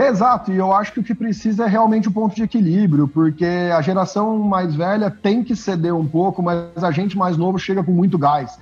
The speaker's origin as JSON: {"language": "Portuguese", "town": "Ribeirão Preto", "region": "São Paulo", "country": "Brazil", "tie": "born or raised there", "said": "eu sou de Ribeirão Preto"}